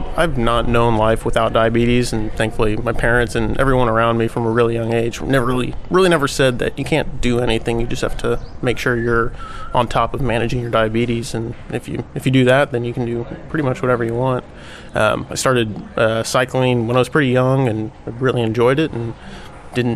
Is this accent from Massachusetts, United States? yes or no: no; Austin, Texas, United States; I'm from Austin, Texas, 25 years old